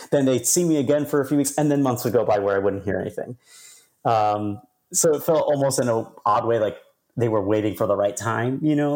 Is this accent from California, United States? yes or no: no; New York City, New York, United States; I'm from New York. I'm, I was born and raised in Queens